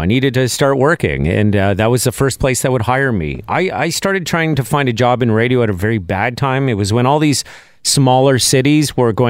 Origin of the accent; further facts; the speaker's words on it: Montreal, Quebec, Canada; moved away as an adult; also born or lived in Regina, Saskatchewan; Because he knew I was this guy from Montreal working in Saskatchewan. I just moved to Regina.